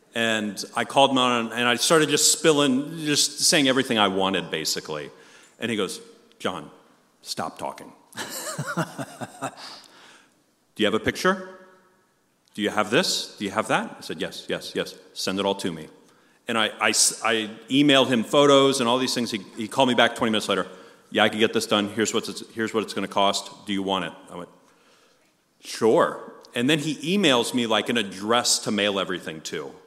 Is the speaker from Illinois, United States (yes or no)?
no; Long Island, New York, United States; moved away; I'm from Long Island, New York originally